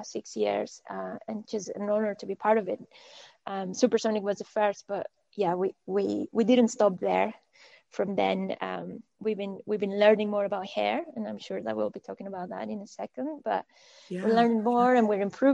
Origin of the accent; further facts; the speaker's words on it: Monterrey, Nuevo León, Mexico; moved away as an adult; also born or lived in Scotland / Malmesbury, England / Shanghai; So I was born in Monterrey, which is in the northeast of Mexico, and I grew up there